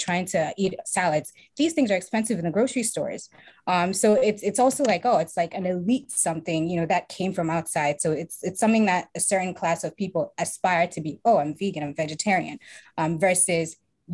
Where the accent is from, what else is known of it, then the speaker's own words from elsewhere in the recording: Accra, Greater Accra, Ghana; I'm from Accra, Ghana, and I'm the co-founder of Tamlin Foods here in Ghana